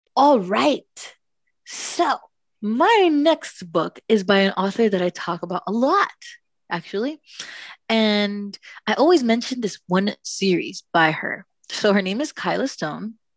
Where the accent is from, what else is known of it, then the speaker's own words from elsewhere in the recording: Miami, Florida, United States; I am from Miami